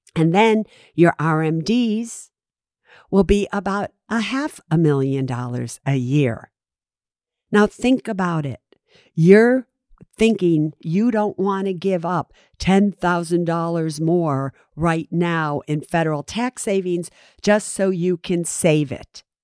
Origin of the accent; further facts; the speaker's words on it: San Francisco, California, United States; I'm from San Francisco